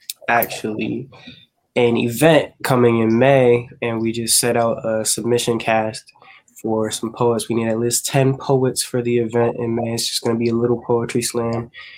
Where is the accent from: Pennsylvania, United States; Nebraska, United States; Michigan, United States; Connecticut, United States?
Connecticut, United States; Hartford; I'm from Hartford. I'm 20. I go to Central Connecticut State University